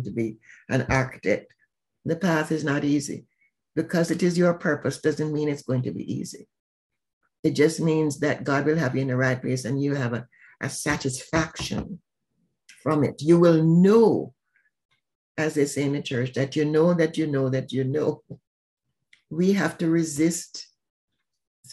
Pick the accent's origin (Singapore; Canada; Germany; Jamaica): Jamaica; now in Atlanta, United States; I'm from Jamaica